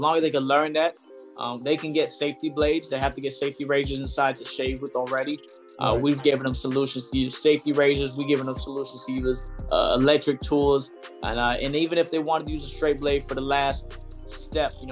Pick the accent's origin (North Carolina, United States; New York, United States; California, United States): North Carolina, United States; Fayetteville; moved away as an adult; now in Atlanta, United States; my hometown on December 23rd in Fayetteville, North Carolina.